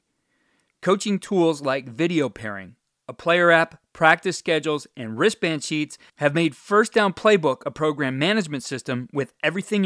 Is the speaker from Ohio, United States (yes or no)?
yes; Cleveland, Ohio, United States; my hometown team, being from Cleveland, Ohio